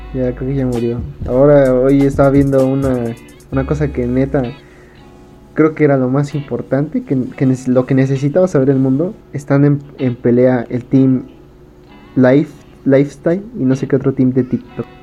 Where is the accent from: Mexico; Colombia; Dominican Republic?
Mexico; Como mexicanos